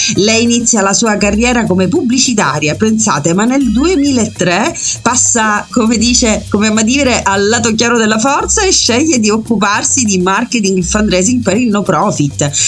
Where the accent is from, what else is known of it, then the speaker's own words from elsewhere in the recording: Messina, Sicily, Italy; sono messinese